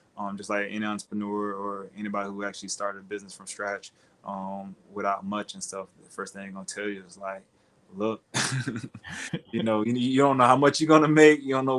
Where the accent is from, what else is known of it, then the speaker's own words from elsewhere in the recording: Fort Myers, Florida, United States; Fort Myers, Florida. Fort Myers, Florida. It was rough.